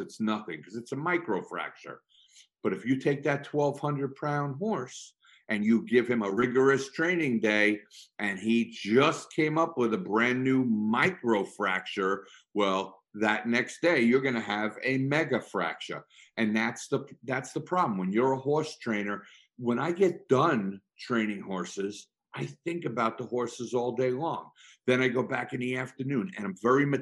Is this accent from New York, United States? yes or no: yes; Long Island, New York, United States; when I grew up on Long Island